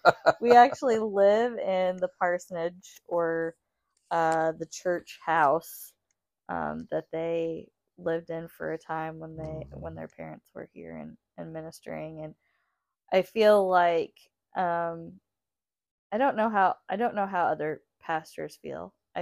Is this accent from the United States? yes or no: yes; St. Joseph, United States; I grew up in St. Joseph, you know, for myself.